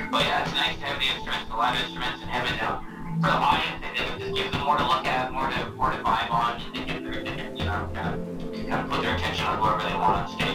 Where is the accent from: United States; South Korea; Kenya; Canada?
Canada; Nanaimo, British Columbia; moved away; I'm from Nanaimo originally